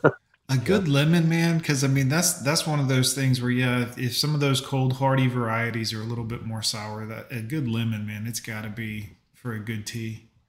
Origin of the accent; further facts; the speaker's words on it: Fort Lauderdale, Florida, United States; I grew up in Fort Lauderdale.